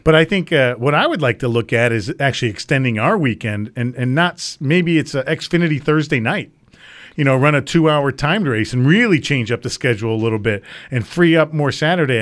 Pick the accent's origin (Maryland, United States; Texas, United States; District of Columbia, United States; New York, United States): New York, United States; Hamburg; growing up in Hamburg here, obviously right up the street